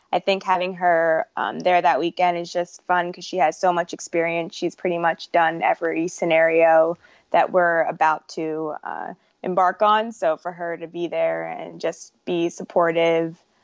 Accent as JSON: {"language": "English", "region": "New Jersey", "country": "United States", "tie": "born or raised there", "also_born_or_lived": "Philadelphia, Pennsylvania", "said": "the homes that I know and recognize are in New Jersey. So that's where I grew up and went to high school."}